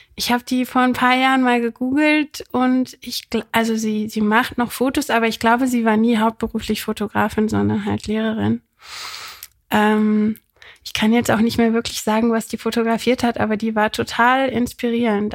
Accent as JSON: {"language": "German", "region": "Rhineland", "country": "Germany", "tie": "born or raised there", "also_born_or_lived": "Berlin", "moved": "as an adult", "said": "ich bin im Rheinland aufgewachsen"}